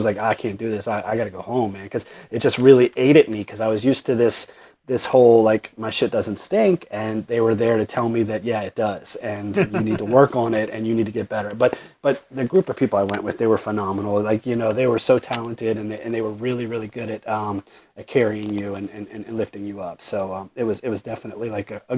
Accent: Dundalk, Maryland, United States; I grew up in Dundalk

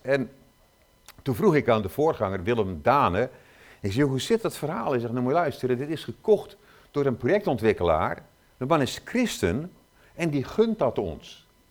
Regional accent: Zeeland, Netherlands; ik kom uit Zeeland

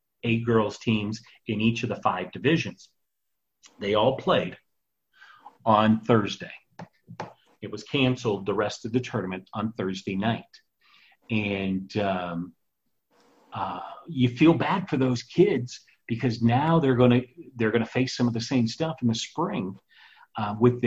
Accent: Phoenix, Arizona, United States; I grew up in the Phoenix area

